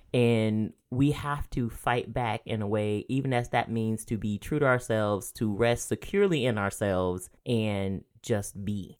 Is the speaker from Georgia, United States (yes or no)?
yes; rural Georgia, United States; moved away; I grew up in the South